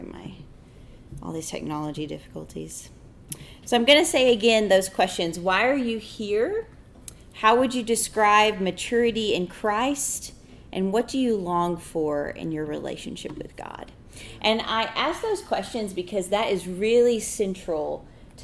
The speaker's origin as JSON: {"language": "English", "region": "Arkansas", "country": "United States", "tie": "born or raised there", "also_born_or_lived": "Mississippi", "moved": "as an adult", "lives_now": "Tempe, United States", "said": "If you hear in my voice, I come from Arkansas. I am a native Arkansan."}